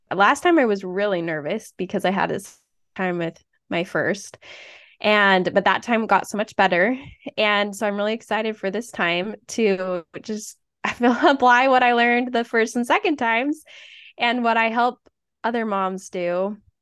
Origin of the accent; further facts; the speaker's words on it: Utah, United States; moved away as an adult; now in Iowa, United States; I grew up in Utah, went to the same high school as Anna